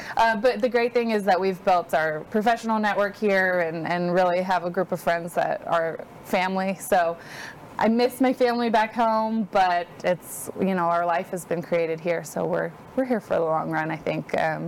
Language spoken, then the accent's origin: English; Washington, United States; moved away as an adult; now in Texas, United States; I grew up in Washington State.